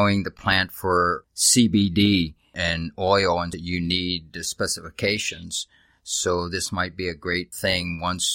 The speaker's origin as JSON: {"language": "English", "town": "Pittsburgh", "region": "Pennsylvania", "country": "United States", "tie": "born or raised there", "moved": "yes", "said": "I came from Pittsburgh, Pennsylvania. I grew up there with the steel industry"}